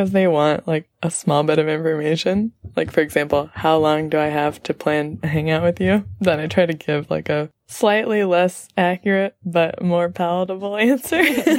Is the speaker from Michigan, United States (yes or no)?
no; Los Angeles, California, United States; moved away as an adult; now in Kathmandu, Nepal